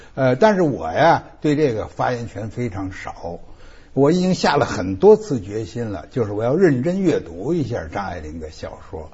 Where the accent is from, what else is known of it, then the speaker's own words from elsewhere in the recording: China; 我们中国人是很难接受的